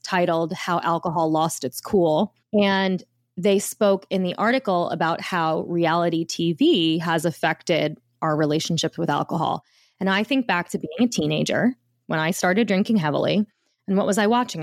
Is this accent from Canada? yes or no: no; the Jersey Shore, New Jersey, United States; I grew up in the, at the shore in New Jersey